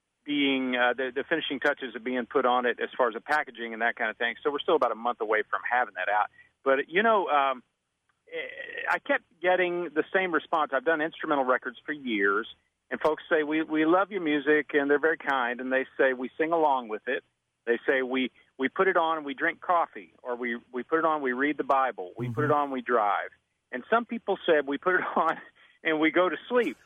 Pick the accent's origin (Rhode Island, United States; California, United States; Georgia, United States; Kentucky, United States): Kentucky, United States; I grew up in Kentucky